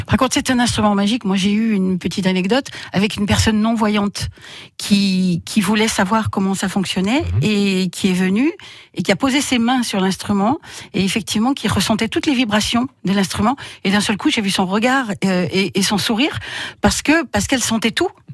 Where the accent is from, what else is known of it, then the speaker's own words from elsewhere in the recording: Drôme, Auvergne-Rhône-Alpes, France; je suis née dans la Drôme, voilà donc je suis allée à l'école dans la Drôme, donc moi je suis restée, je suis une vraie